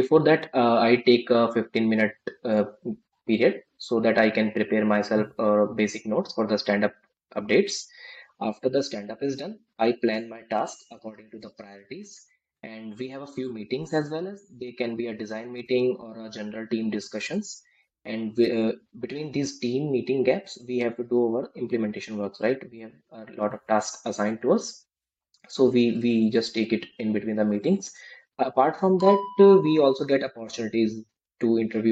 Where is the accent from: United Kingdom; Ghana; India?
India; I just came back to my hometown